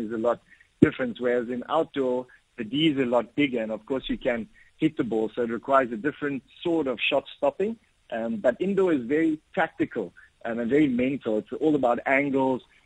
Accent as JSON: {"language": "English", "country": "South Africa", "said": "we're playing in our home country, Pretoria"}